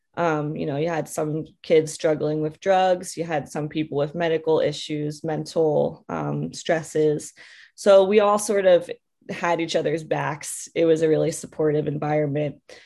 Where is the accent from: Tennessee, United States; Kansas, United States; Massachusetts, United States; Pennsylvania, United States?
Pennsylvania, United States; Bucks County; moved away; I grew up in Bucks County, Pennsylvania, in the middle of the forest